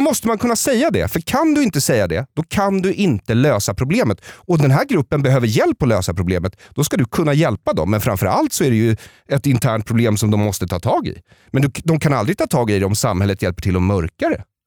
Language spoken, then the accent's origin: Swedish; Solna, Stockholm County, Sweden; jag växte upp i Bergshamra utanför Stockholm